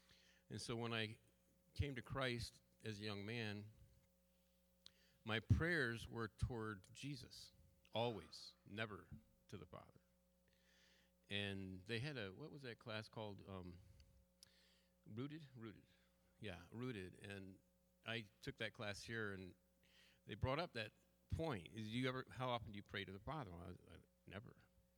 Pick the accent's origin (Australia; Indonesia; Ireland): Ireland; Munster; I have Irish roots. … I'm from County Clare, Ireland, you know.